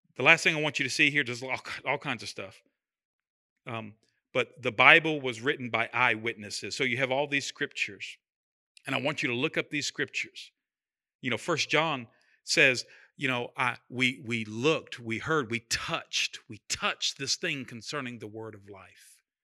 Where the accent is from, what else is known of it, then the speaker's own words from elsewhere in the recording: United States; we're American.